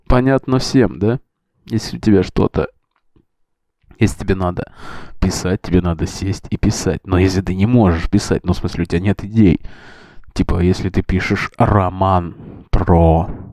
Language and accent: Russian; Russia; мы ребята из России